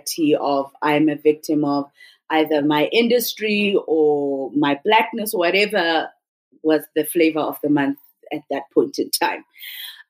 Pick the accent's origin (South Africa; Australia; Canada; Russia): South Africa; first language Xhosa; English is a second language; also born or lived in Florence, Italy; I'm from the Xhosa tribe, the same tribe Mandela's from